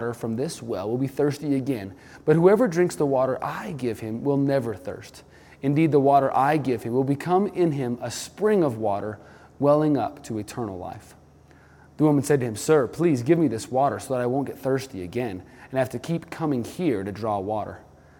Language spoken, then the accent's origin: English; New Mexico, United States; also born or lived in Malibu, California; now in Colorado, United States; I grew up in New Mexico, the desert Southwest, where we didn't see much standing water